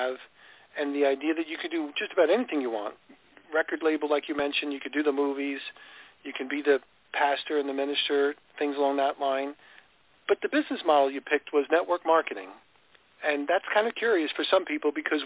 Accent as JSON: {"language": "English", "region": "New York", "country": "United States", "tie": "born or raised there", "said": "I grew up in New York as well"}